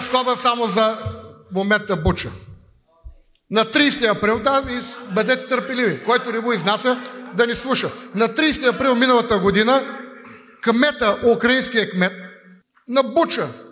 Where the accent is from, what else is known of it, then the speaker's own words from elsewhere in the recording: Bulgaria; аз съм българин и милея за България